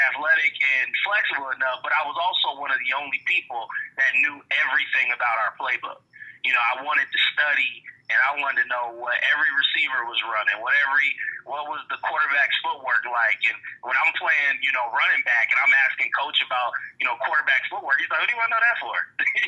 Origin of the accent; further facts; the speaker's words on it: Chicago, Illinois, United States; also born or lived in South Dakota; I'm from the Chicago area. You know, as you read, I played high school football up at Barrington High School